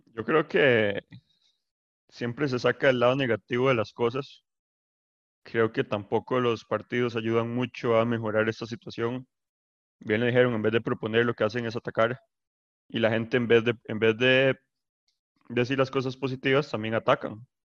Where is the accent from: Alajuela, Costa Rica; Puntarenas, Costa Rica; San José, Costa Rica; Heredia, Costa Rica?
San José, Costa Rica; Escazú; yo soy de Escazú